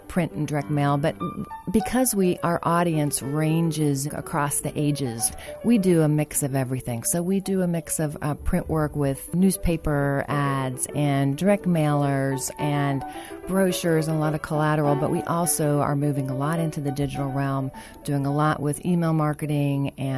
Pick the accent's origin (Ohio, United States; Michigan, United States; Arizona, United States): Ohio, United States; Dayton; moved away as an adult; also born or lived in Charleston; now in Dayton, United States; I'm originally from Dayton, so I'm a Dayton native, but 10 years ago, I moved to Charleston